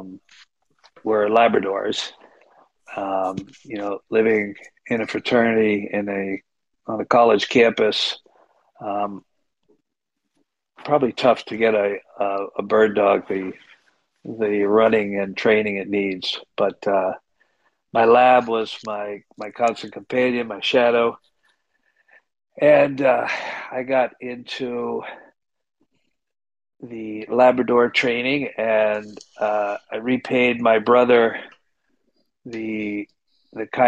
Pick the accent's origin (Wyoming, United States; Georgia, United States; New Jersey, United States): New Jersey, United States; Princeton; moved away as an adult; also born or lived in Hanover, New Hampshire; now in Dixmont, United States; I grew up in Princeton, New Jersey